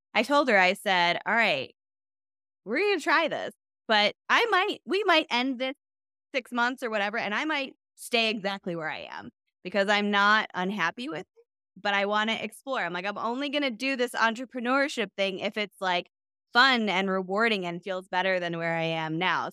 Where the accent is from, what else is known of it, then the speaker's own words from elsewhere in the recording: Michigan, United States; I'm from Michigan